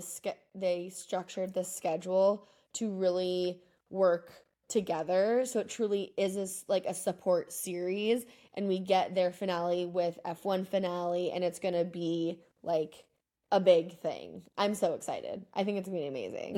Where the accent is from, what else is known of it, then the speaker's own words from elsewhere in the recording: just outside of Austin, Texas, United States; now in Argentina; where I grew up in Texas, just outside of Austin.